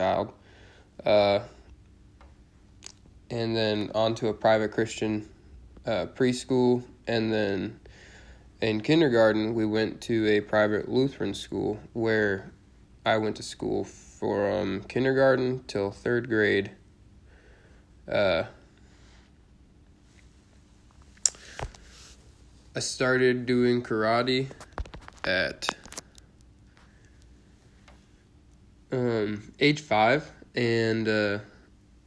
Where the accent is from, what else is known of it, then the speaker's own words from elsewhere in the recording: Cleveland, Ohio, United States; I was born in Cleveland, Ohio on January 21st, 1996 in Garfield Heights, Ohio